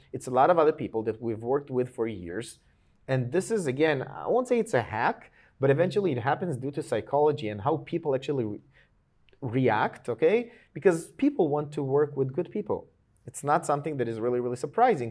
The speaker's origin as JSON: {"language": "English", "country": "Israel", "tie": "born or raised there", "also_born_or_lived": "Georgia (country)", "said": "I came to Israel when I was almost seven, okay? I came from Georgia. uh, the country, not the state, in the U S"}